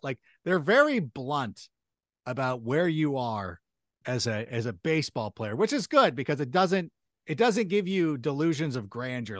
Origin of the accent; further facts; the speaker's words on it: Southern California, United States; also born or lived in Chicago, Illinois; I was a local kid out here in Southern California, grew up out here